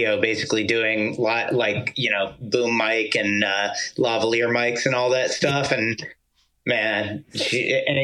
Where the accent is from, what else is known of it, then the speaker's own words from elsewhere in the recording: Gwinnett County, Atlanta area, Georgia, United States; moved away as an adult; also born or lived in Miami, Florida / North Carolina / New York City; I grew up there. I went to high school